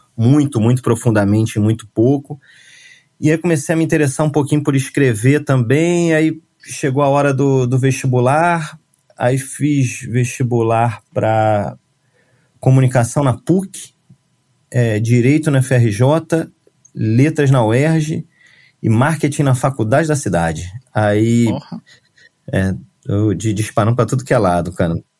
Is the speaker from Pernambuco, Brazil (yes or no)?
no; Rio de Janeiro, Brazil; moved away as an adult; also born or lived in São Paulo / Portugal; eu sou carioca